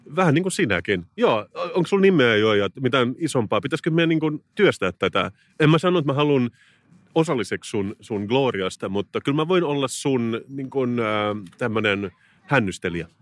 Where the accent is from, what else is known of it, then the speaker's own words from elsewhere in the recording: Turku, Southwest Finland, Finland; moved away; Mä olen Turusta kotoisin.